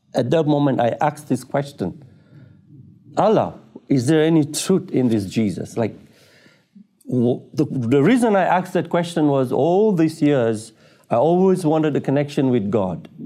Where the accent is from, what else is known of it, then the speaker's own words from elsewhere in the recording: Tanzania; I was born in Tanzania, East Africa, and I was brought up, uh, as a Muslim in a f, in a Muslim family